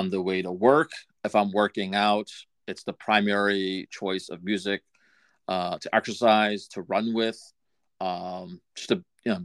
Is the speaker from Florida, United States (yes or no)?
no; Massachusetts, United States; growing up in Massachusetts, never a Patriots fan.